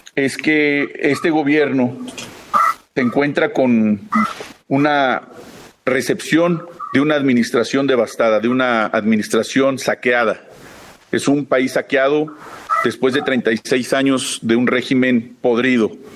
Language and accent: Spanish; Mexico; tenemos que fortalecer como mexicanos